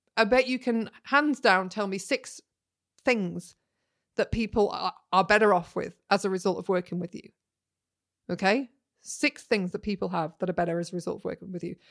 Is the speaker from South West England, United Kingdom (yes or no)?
no; Yorkshire and the Humber, United Kingdom; I'm a Yorkshire lass